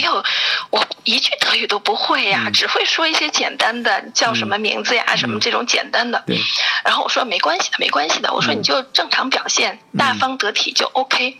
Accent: China; first language Chinese; moved away as an adult; now in Germany; 中国，中文咱们不用说了，这是母语

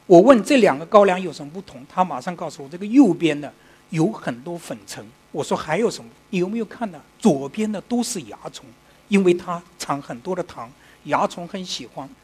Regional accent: China; 我们中国人

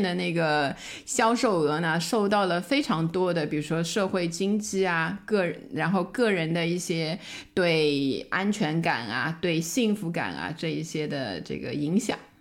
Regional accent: China; 我们中国人

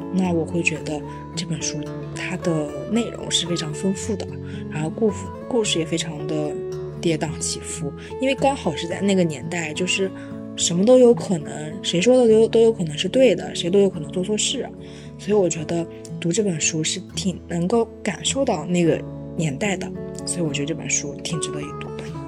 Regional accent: northern China, China; 我作为一个北方人

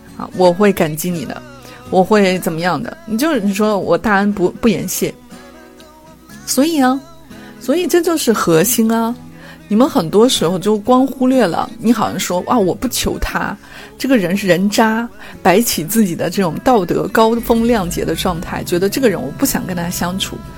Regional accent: China; 我们中国人

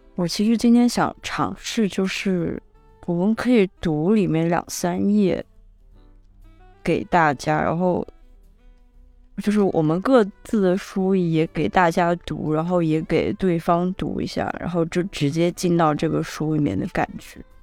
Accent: Guangzhou, Guangdong, China; moved away; 我在广州待了这将近三年，因为它毕竟是我长大的地方

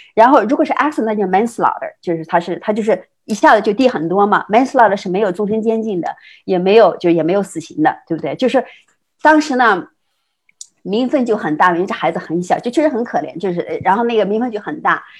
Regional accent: China; moved away as an adult; now in United States; 像咱们这样的中国人，就是， 就是在， 在， 在中国已经成型了，然后到美国来读研究生

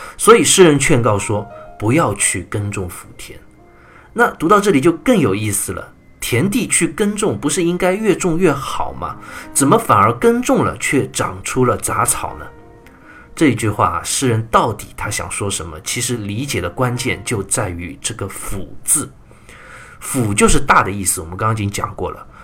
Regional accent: China; 表达了我们中国人所特有的生命思考

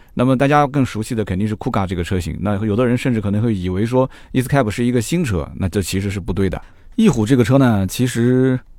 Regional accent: China; 我们中国人讲叫翼虎

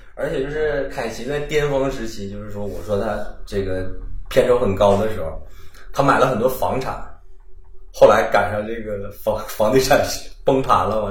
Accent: Northeast China, China; accent: Northeastern; 用咱东北话说

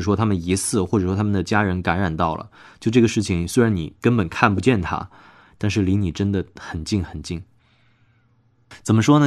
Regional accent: Hubei, China; now in Wuhan, China; 我老家也在湖北嘛

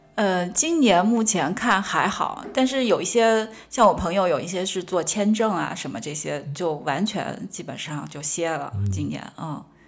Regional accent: Sichuan, China; moved away; 我自认为我四川人，川，川西、川北、川南就对走得非常遍了

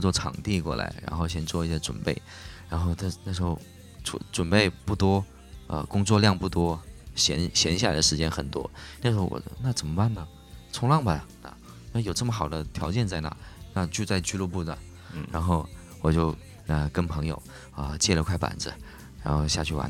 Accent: Hainan, China; 因为我土生土长在海南嘛

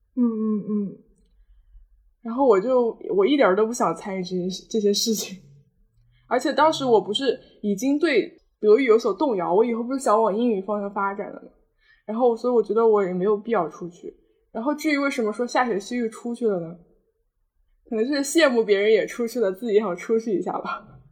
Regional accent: Nantong, Jiangsu, China; 南通是我的家乡嘛，毕竟

